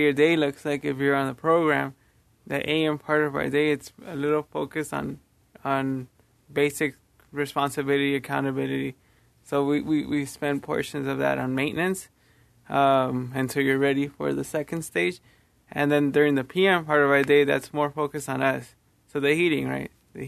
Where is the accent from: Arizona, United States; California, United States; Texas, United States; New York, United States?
California, United States; Los Angeles; I'm from Los Angeles, California.